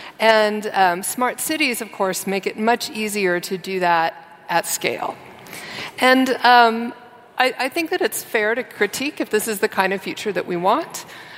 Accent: San Francisco, California, United States; So I'm from San Francisco and spent 20 years working in tech in San Francisco and in Silicon Valley

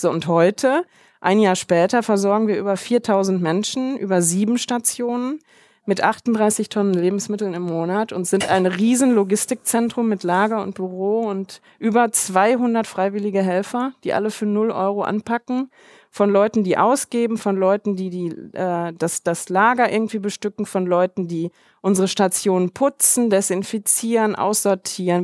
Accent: Germany; moved away; Wir sind halt Deutsche schon aus Deutschland

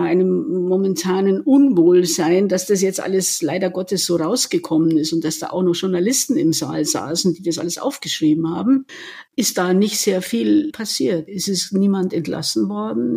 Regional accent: Munich, Bavaria, Germany; geborene Münchnerin

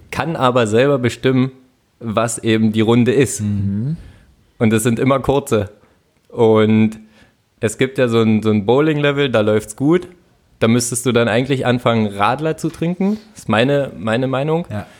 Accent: Finsterwalde, Brandenburg, Germany; moved away; Handballer in Finsterwalde, wo ich herkomme

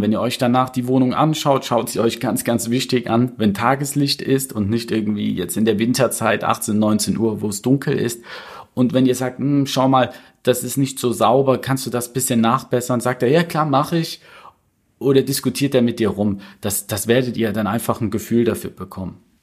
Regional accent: Cologne, North Rhine-Westphalia, Germany; ich komme ja aus Köln

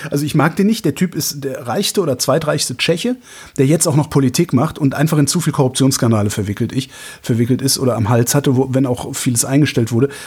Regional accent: North Rhine-Westphalia, Germany; Ich bin halt in Westdeutschland groß geworden, in, also zwischen Köln und Aachen sozusagen.

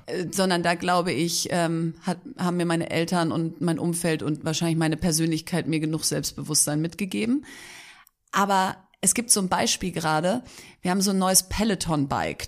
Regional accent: Bielefeld, North Rhine-Westphalia, Germany; also born or lived in Hamburg; Eigentlich Bielefeld, würde ich sagen, bin aber gebürtige Hamburgerin.

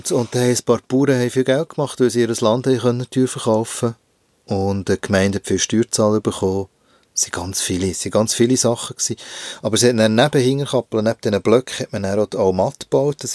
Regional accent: Hinterkappelen, Bern, Switzerland; Äh, ich glaube, es ist dem, was du Ghetto-Siedlung nennst. Also es hat ein paar Bauetappen dort in Hinterkappeln.

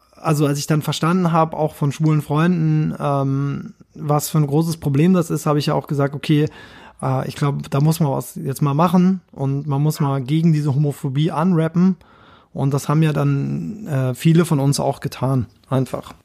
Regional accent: Kirchheim unter Teck, Baden-Württemberg, Germany; Ich komme ja aus Kirchheim unter Tech, das ist so eine Kleinstadt.

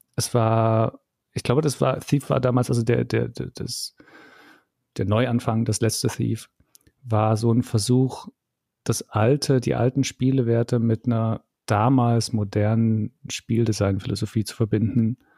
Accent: East Germany, Germany; ich bin ja im Osten aufgewachsen

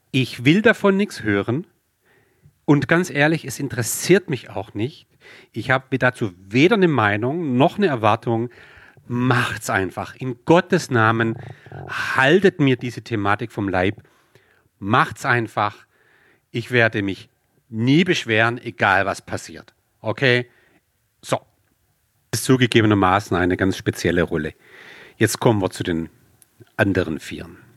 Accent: Swabia, Germany; accent: Swabian; So, wie man ja ab und zu durchhört, äh, bin ich Schwabe

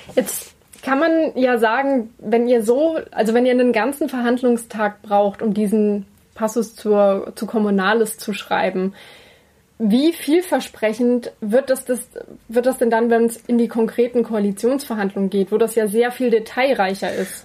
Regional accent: Saxony, Germany; bei uns in Sachsen

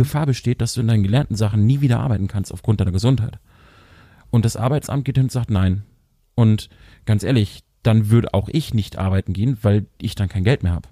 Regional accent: Lower Saxony, Germany; ich als Niedersachse

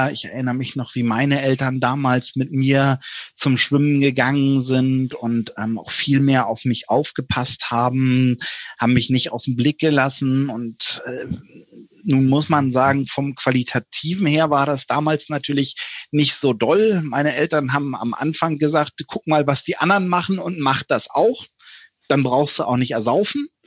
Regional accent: Schleswig-Holstein, Germany; ich komme nämlich ursprünglich aus der DLRG Schleswig-Holstein. Da bin ich aufgewachsen

